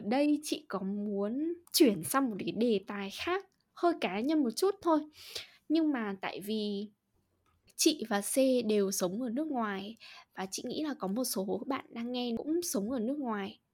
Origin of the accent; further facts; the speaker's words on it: Hà Tĩnh, Vietnam; accent: Central Vietnamese (Ha Tinh); first language Vietnamese; moved away; chị sinh ra và lớn lên ở Hà Tĩnh